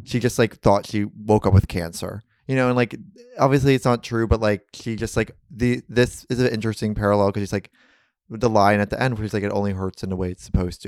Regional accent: New York, United States; growing up in New York

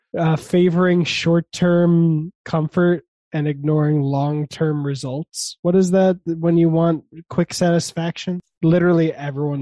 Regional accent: Chicago, Illinois, United States; I'm from Chicago, where we say front room instead of front room.

